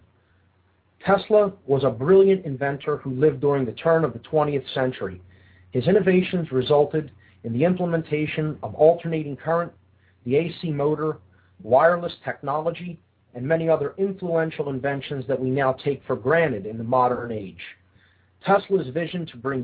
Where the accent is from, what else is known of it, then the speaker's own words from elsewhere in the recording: Philadelphia, Pennsylvania, United States; I'm from Philadelphia